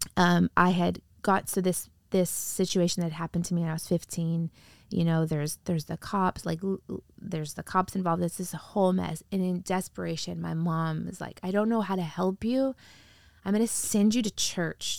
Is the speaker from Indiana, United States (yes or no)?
yes; Wheatfield, Indiana, United States; now in Sacramento, United States; I grew up in the Midwest, in a really small town in, uh, Northwest Indiana.